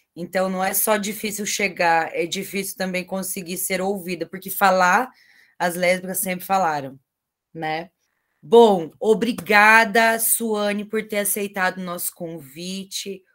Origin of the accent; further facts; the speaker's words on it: Cascavel, Paraná, Brazil; A minha terrinha, eu sou de Cascavel